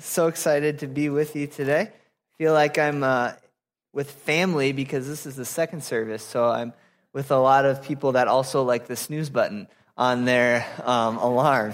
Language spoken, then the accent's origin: English; Apple Valley, Minnesota, United States; moved away as an adult; also born or lived in Florida; I grew up in Apple Valley, Minnesota